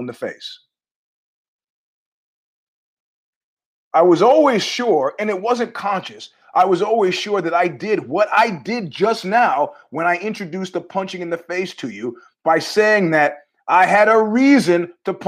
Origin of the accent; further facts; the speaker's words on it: United States; I'm an American